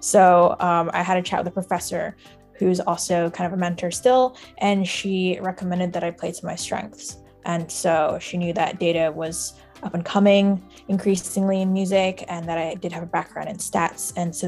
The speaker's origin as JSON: {"language": "English", "country": "Singapore", "tie": "born or raised there", "also_born_or_lived": "Shanghai, China", "said": "I grew up in Singapore and Shanghai, and was kind of bouncing around with family around the globe."}